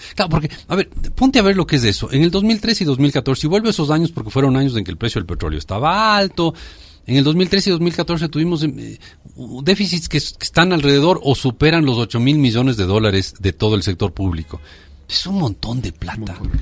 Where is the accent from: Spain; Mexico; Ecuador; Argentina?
Ecuador